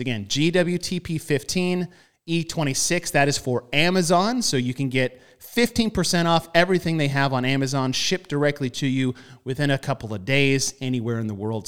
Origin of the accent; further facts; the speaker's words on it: United States; I am American